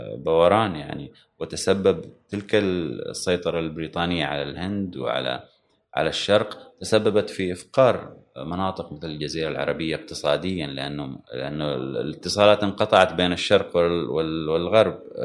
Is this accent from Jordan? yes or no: no; Oman; شهدت طبعا وصول الكهرباء حتى الى الى بلدتي على الاقل وان كانت يعني انا لما ولدت كانت موجوده في العاصمه